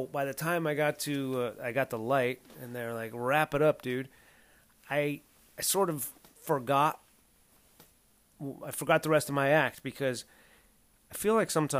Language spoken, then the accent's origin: English; Southern California, United States; growing up in Southern California is I probably know more ways to say penis in Spanish than I do in English